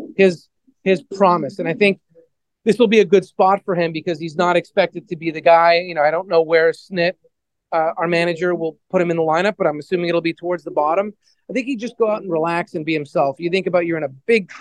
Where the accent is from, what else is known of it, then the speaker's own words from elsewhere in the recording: Canada; now in Atlanta, United States; being Canadian